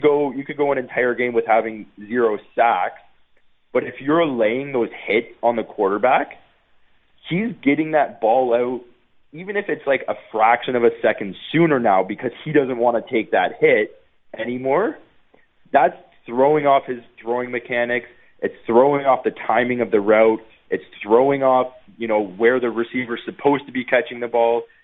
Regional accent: Niagara Falls, Ontario, Canada; moved away as an adult; also born or lived in Guelph / Winnipeg; I'm not even from Winnipeg. I grew up in Niagara Falls.

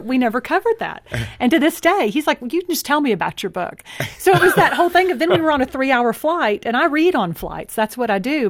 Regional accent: Texas, United States; I grew up in Texas too. I just had such a different city upbringing

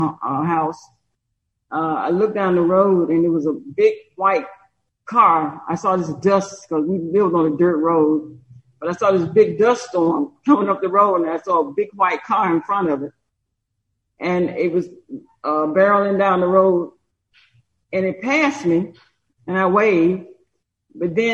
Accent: Brewton, Alabama, United States; moved away as an adult; I was born and raised here in Brewton, and so is my husband.

